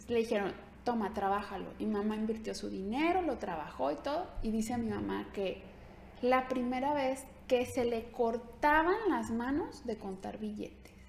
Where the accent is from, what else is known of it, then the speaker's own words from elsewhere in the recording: Ciudad Guzmán, Jalisco, Mexico; moved away; soy de Ciudad Guzmán, Jalisco